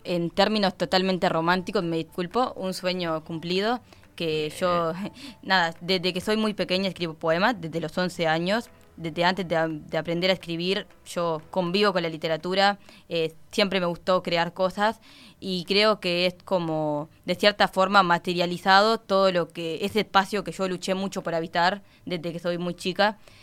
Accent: Nueva Palmira, Colonia, Uruguay; also born or lived in Carmelo; soy de Palmira, de Nueva Palmira.

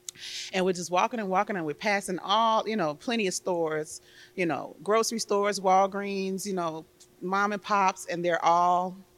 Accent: Chicago, Illinois, United States; I am a Chicago girl, born and raised on the South Side.

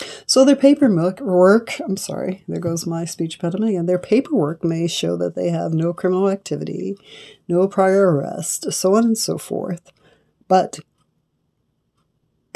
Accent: Los Angeles, California, United States; I'm from Los Angeles, not too far from Compton

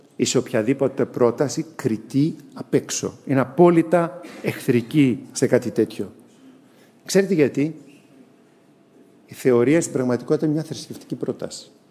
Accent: Greece; εμείς οι Έλληνες

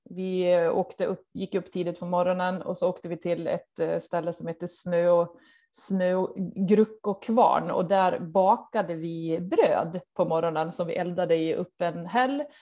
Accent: Dalarna County, Sweden; now in Norway; Nej, jag känner mig som eh, en svensk i Norge.

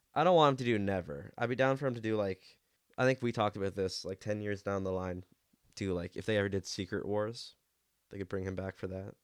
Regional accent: Canada; I have a, a soft spot for him

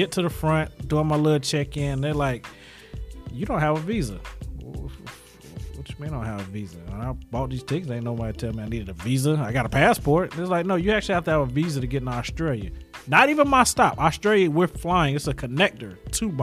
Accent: Charlotte, North Carolina, United States; I'm from Charlotte as well

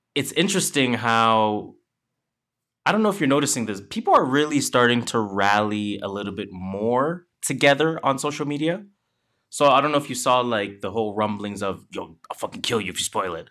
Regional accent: Canada; we are Canadian

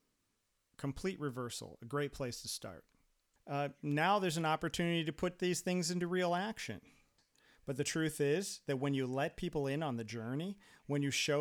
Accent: United States; moved away as an adult; also born or lived in Brazil; now in Finland; living in the U.S. and growing up in the U.S.

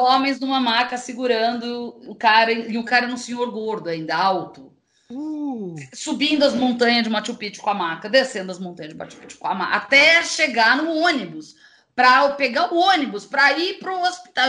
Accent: Brazil; para mim, que sou brasileira

